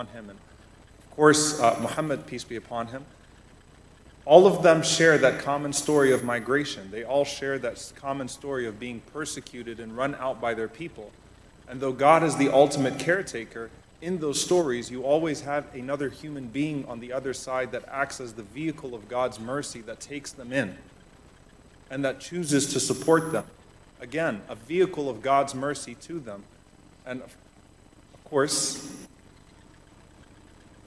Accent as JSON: {"language": "English", "town": "New Orleans", "region": "Louisiana", "country": "United States", "tie": "born or raised there", "said": "I was born and raised in New Orleans"}